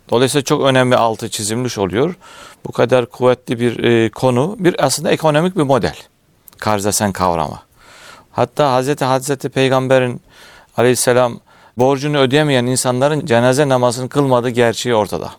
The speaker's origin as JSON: {"language": "Turkish", "town": "Bolvadin", "region": "Afyonkarahisar", "country": "Turkey", "tie": "born or raised there", "said": "bin dokuz yüz altmış beş Afyon Bolvadin, e, doğumluyum."}